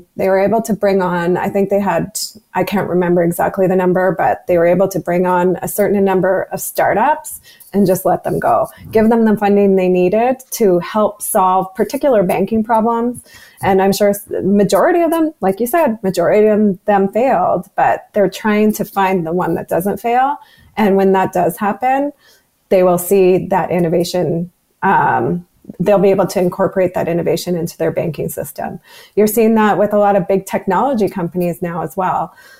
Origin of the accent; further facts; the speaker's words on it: Canada; because we're oil and gas and we're Canadian